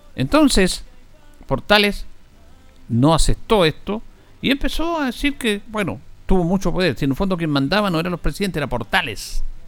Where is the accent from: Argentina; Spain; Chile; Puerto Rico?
Chile; los chilenos nos reencontramos con lo mejor de nosotros